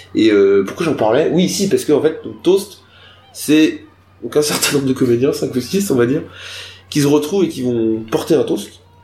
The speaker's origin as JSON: {"language": "French", "town": "Nantes", "region": "Pays de la Loire", "country": "France", "moved": "yes", "said": "Moi, je suis arrivé en 2015 à Nantes. Enfin, retourné, parce que je viens de Nantes"}